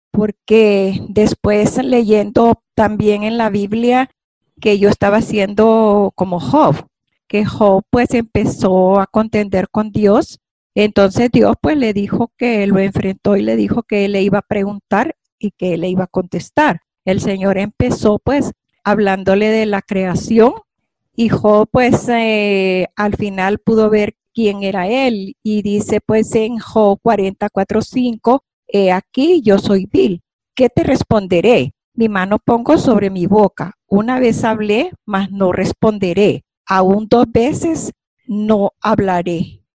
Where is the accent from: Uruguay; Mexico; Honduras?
Honduras; por haberme invitado a mi vida de fe en mi país, Honduras.